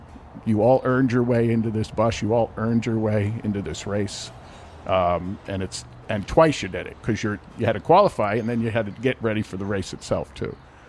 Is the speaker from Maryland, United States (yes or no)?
no; Arizona, United States; I was from Arizona